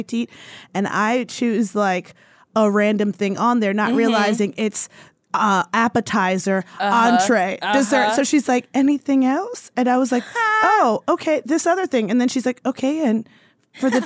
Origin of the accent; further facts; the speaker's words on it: East Coast, United States; moved away; I'm from the East Coast and I used to go home all the time